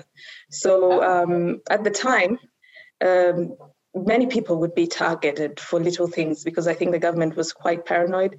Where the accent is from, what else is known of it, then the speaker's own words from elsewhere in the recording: Zambia; moved away; also born or lived in Uganda / Kenya; I spent about 10 years in Zambia in primary school